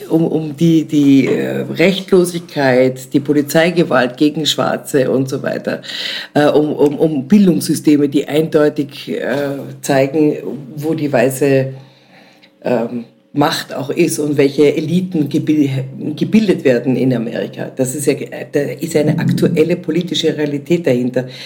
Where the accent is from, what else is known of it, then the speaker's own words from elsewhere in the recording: Vienna, Austria; also born or lived in East Germany; ich bin ja selber zwar in der DDR geboren, hier aufgewachsen